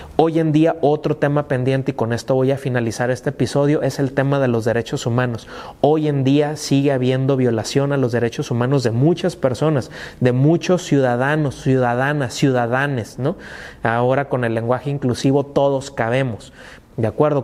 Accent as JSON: {"language": "Spanish", "country": "Mexico", "said": "forma de ser como mexicanos"}